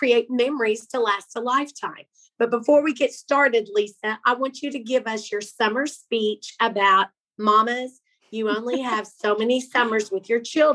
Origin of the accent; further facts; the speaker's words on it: Pawhuska, Oklahoma, United States; people we grew up with in Pawhuska